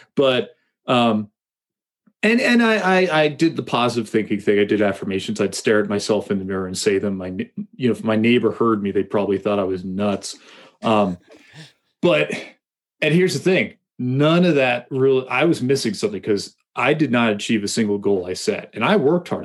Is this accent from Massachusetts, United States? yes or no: yes; Massachusetts, United States; now in Colorado, United States; I grew up in Massachusetts